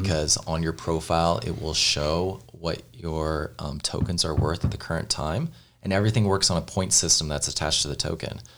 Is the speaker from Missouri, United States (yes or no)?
yes; Missouri, United States; growing up in Missouri